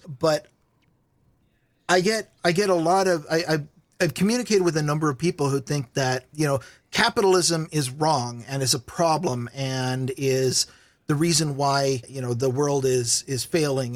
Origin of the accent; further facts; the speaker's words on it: Vancouver, Washington, United States; also born or lived in Walla Walla, Washington; I grew up in the Washington half of Portland. There's a town called Vancouver, Washington